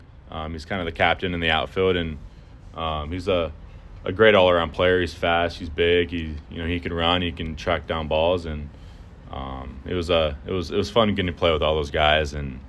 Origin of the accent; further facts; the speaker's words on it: Houston, Texas, United States; I would love to play in Houston, where my hometown is